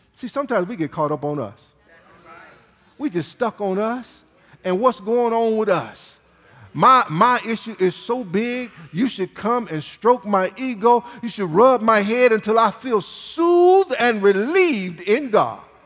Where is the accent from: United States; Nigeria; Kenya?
United States; Michigan; moved away; I'm from Michigan. It's hard to be from Michigan and not watch Michigan football uh, growing up